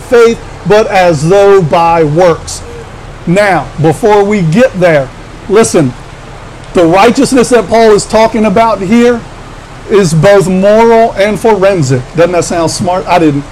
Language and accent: English; Washington, District of Columbia, United States; born or raised there; now in Baltimore, United States